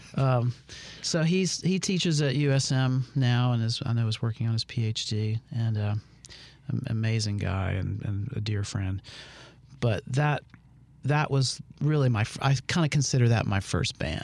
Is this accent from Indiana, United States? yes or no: no; Meridian, Mississippi, United States; moved away as an adult; also born or lived in Hattiesburg, Mississippi / New Orleans, Louisiana; I grew up in Meridian